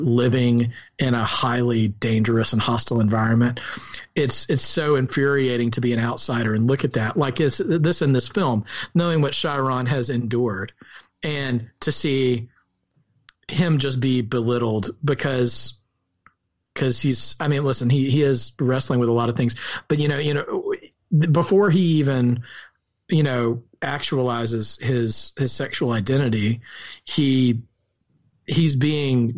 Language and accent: English; the South, United States; accent: rural Southern; My rural Southern accent